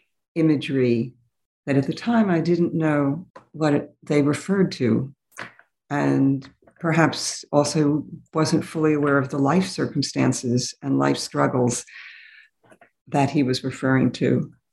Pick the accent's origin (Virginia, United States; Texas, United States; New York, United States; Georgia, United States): New York, United States; New York City; But I grew up in New York City, and I became interested in multilingual, multicultural studies